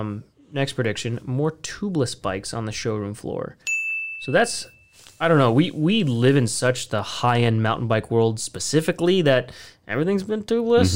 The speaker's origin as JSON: {"language": "English", "country": "United States", "said": "we're just American boys"}